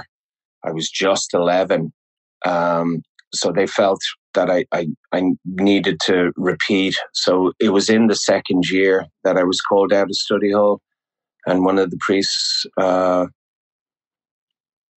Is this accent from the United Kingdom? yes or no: no; Clondalkin, Leinster, Ireland; moved away; also born or lived in United States / Dublin; I am one of five that was born in the States, but I was gone within a month. My parents bought a house when they moved back to Ireland, bought a house in Clondalkin